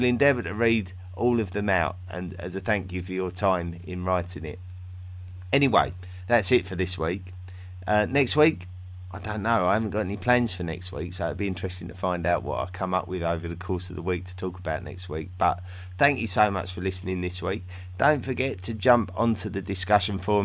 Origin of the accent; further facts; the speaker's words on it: England, United Kingdom; I can't help being English, I can't help where I was born